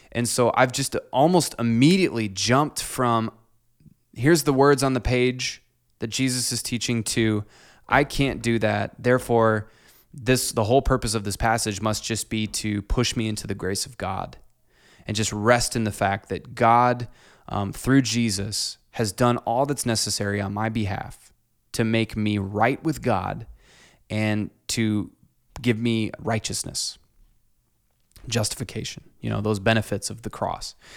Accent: Clinton, Iowa, United States; growing up in Clinton

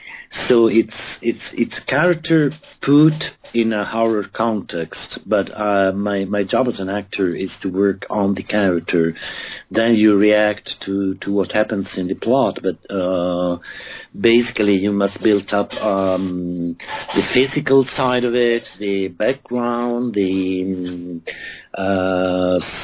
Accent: Rome, Lazio, Italy; I grew up in Rome mostly. I grew up in Rome

